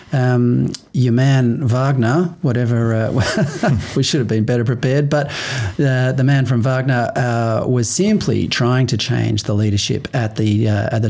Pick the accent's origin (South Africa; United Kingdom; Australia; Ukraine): Australia; Perth, Western Australia; When I was a kid growing up in Perth, I used to live next to the Caranup shopping centre